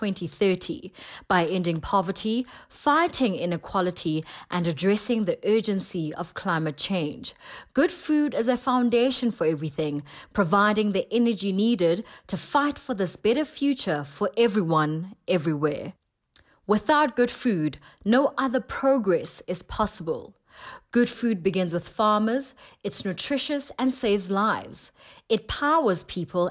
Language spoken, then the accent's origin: English; South Africa; from South Africa, a celebrity TV chef